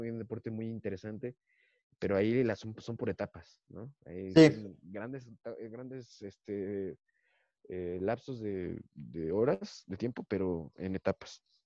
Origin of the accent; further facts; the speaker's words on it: Toluca, State of Mexico, Mexico; somos comediantes de Toluca